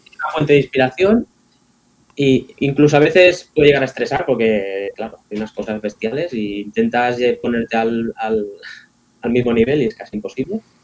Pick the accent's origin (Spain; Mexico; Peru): Spain; Palafrugell, Catalonia; Mis inicios en, mi pueblo, en Palafrugell, había un club que era el Desenfocats